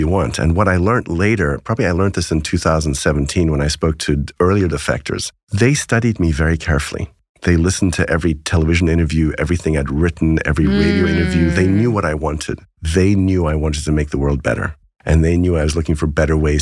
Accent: South Africa; I grew up in South Africa

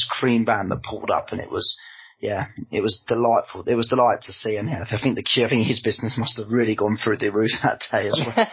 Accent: Brighton, South East England, United Kingdom; my hometown, my nearest big city in Brighton.

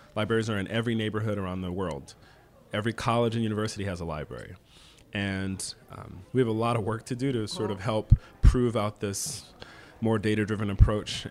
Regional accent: New Orleans, Louisiana, United States; I grew up in New Orleans

